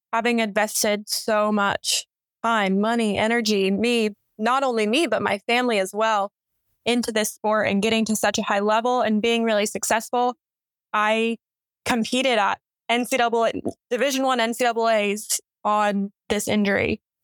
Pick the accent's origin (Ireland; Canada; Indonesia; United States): United States; Colorado Springs, Colorado; I grew up in Colorado Springs. My family is Air Force, so I moved around a little bit, but I call Colorado Springs home.